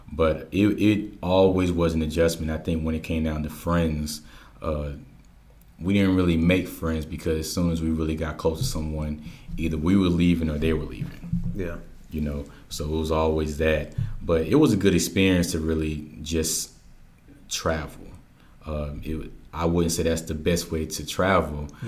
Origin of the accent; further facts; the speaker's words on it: Georgia, United States; also born or lived in Germany / Missouri / Oklahoma / Hawaii; I was born in Germany, uh, mm-hmm. moved to Missouri, Oklahoma, Hawaii, Louisiana. Then I basically grew up in Georgia uh, for I think I've been here for the last eleven years.